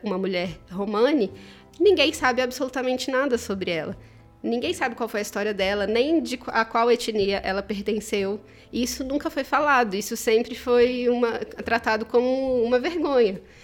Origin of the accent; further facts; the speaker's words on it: Mato Grosso do Sul, Brazil; eu sou do Mato Grosso do Sul